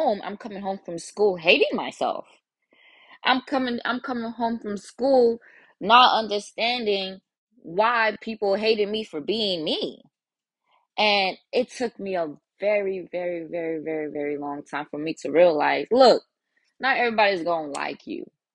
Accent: United States; English is a second language; also born or lived in Nigeria; I was there for a couple of years before I came to America and was then raised in America

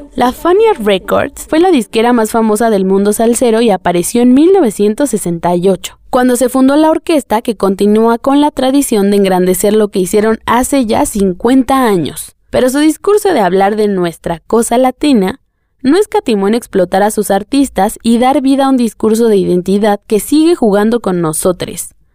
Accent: Tlalnepantla, State of Mexico, Mexico; also born or lived in Atizapán; Con el tiempo nos mudamos. Mi familia dejó de vivir en un lugar marginado y llegamos a una colonia de Tlalnepantla, llamada Reyes Iztacala

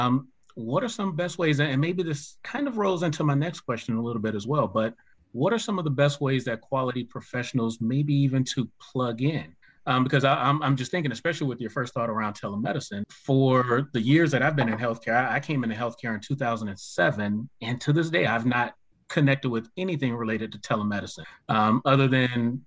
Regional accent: Florida, United States; moved away; I'm originally from Florida

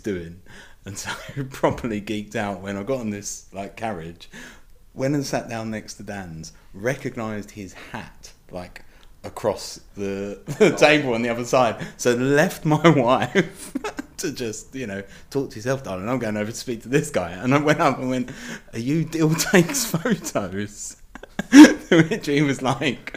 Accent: England, United Kingdom; now in Northern Ireland; I'm from England originally

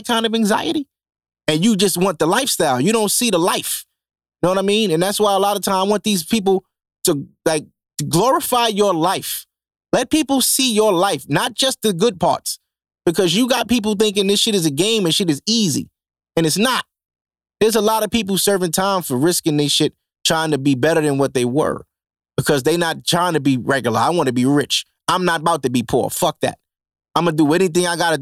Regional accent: New York City, New York, United States; I'm from Canarsie.

